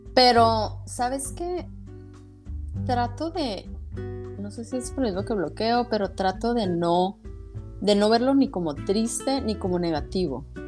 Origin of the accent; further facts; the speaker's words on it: Hermosillo, Sonora, Mexico; moved away as an adult; now in San Diego, United States; Yo soy de Hermosillo, Sonora.